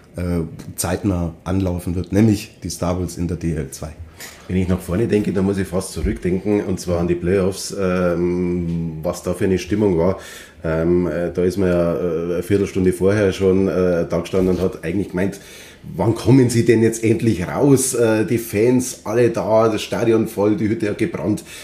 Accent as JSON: {"language": "German", "town": "Rosenheim", "region": "Bavaria", "country": "Germany", "tie": "born or raised there", "said": "Ich bin gebürtiger Rosenheimer, da wächst man mit Eishockey auf"}